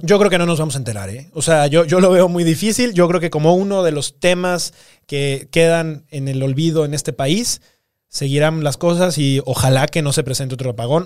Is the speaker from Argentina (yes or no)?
no; Guanajuato, Mexico; nosotros somos de Guanajuato